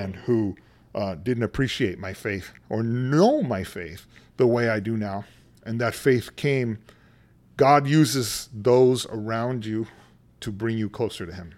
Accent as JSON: {"language": "English", "town": "San Antonio", "region": "Texas", "country": "United States", "tie": "born or raised there", "also_born_or_lived": "California", "moved": "as an adult", "said": "I'm originally from San Antonio, Texas"}